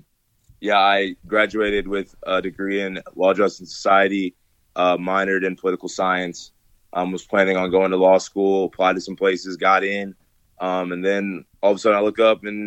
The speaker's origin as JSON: {"language": "English", "town": "Gahanna", "region": "Ohio", "country": "United States", "tie": "born or raised there", "also_born_or_lived": "Nashville, Tennessee", "moved": "as an adult", "said": "I'm from Columbus, Ohio, Central Ohio, specifically Gahanna"}